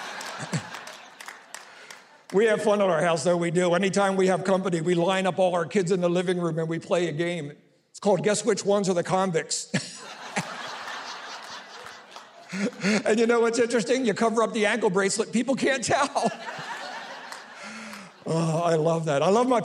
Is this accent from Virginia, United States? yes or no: no; Philadelphia, Pennsylvania, United States; I'm from South Philly